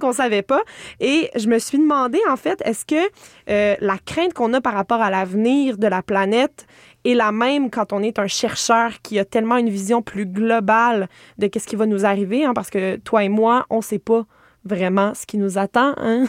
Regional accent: Estrie, Quebec, Canada; Moi, je viens de l'Estrie

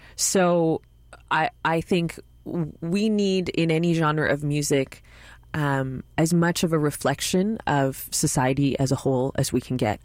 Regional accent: Montreal, Quebec, Canada; my hometown

